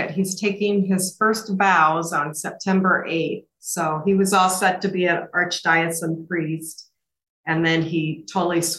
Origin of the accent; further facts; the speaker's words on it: Omaha, Nebraska, United States; I grew up in Omaha with my parents, uh, five siblings. We went to St. James and then we went to St. Elizabeth Ann. And I graduated from St. James and went on to Roncalli High School.